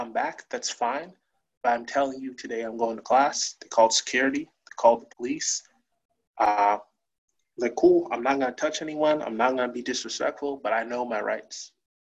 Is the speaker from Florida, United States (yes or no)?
no; New Haven, Connecticut, United States; also born or lived in Hamden; I grew up in New Haven, my first year I was born, my family lived in East Rock in New Haven